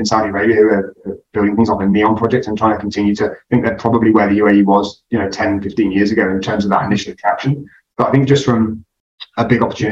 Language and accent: English; United Kingdom; moved away as an adult; now in Dubai, United Arab Emirates; I'm originally from the country, for all intents and purposes, in the UK. I come from the very green hills of the Midlands in the UK